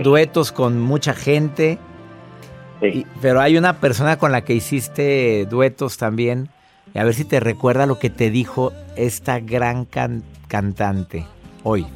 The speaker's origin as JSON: {"language": "Spanish", "town": "Monterrey", "region": "Nuevo León", "country": "Mexico", "tie": "born or raised there", "said": "mi ciudad, de mi natal Monterrey"}